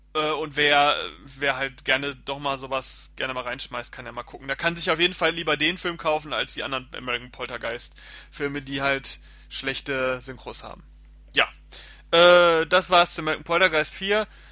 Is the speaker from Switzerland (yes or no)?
no; Germany; bei uns in Deutschland